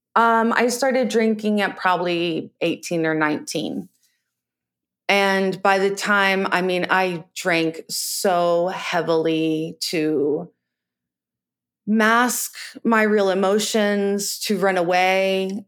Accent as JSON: {"language": "English", "town": "Virginia Beach", "region": "Virginia", "country": "United States", "tie": "born or raised there", "said": "I was born in Virginia Beach, Virginia"}